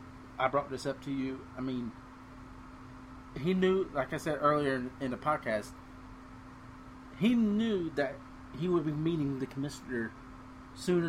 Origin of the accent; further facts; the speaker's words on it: Cincinnati, Ohio, United States; we're both from the Cincinnati area